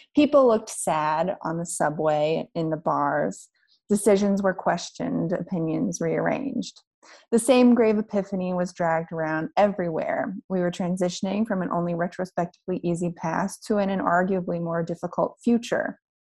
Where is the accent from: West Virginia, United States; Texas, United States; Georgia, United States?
West Virginia, United States; moved away as an adult; also born or lived in New York; now in Berlin, Germany; I'm from West Virginia and I I grew up there until I was 18 and moved away